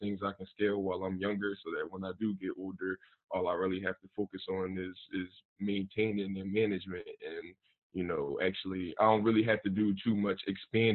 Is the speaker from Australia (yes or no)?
no; Philadelphia, Pennsylvania, United States; I was born and raised in Philly